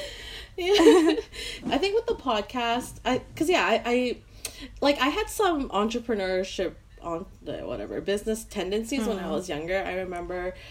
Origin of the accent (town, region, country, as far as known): Vancouver, British Columbia, Canada